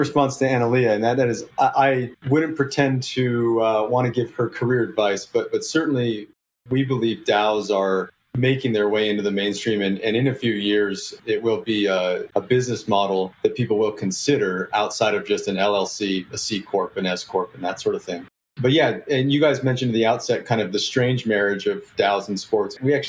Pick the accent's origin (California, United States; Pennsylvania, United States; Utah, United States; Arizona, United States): California, United States; Oakland; I'm from Oakland originally, right? My first heartbreak when as a kid was when Will Clark was traded away from the Giants.